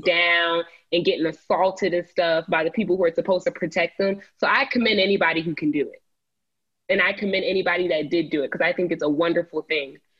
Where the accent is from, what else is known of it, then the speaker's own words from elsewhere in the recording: Cobb County, Georgia, United States; my county, my hometown county, Cobb County.